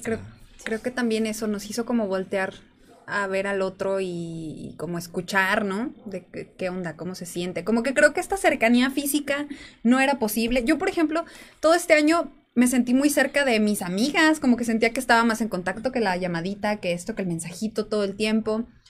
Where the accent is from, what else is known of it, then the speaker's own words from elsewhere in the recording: San Juan de los Lagos, Jalisco, Mexico; moved away as an adult; also born or lived in Puerto Vallarta; Yo planeaba regresar a San Juan de los Lagos